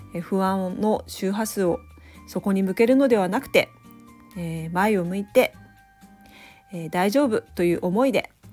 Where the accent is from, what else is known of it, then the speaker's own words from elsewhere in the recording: Noto, Ishikawa, Japan; now in Kanazawa, Japan; 私も能登、えー、出身なんですが、えー、金沢に出てきて